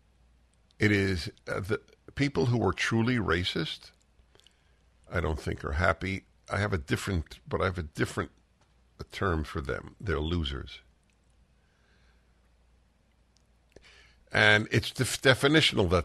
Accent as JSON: {"language": "English", "region": "New York", "country": "United States", "said": "I'm a Jew from New York."}